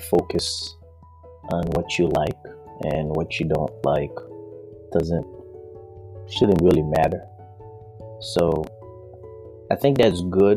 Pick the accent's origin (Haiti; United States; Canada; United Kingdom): Haiti; moved away as an adult; I grew up in the Caribbean, which is Haiti